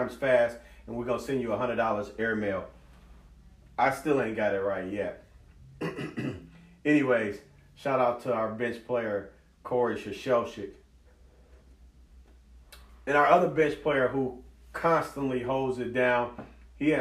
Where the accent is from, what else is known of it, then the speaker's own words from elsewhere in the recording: Kenosha and Racine, Wisconsin, United States; we're all from Kenosha and Racine